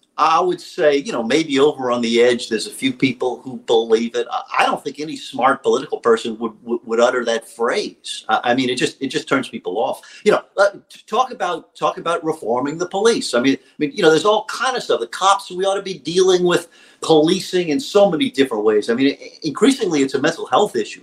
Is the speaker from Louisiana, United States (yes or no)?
yes; Louisiana, United States; my home state of Louisiana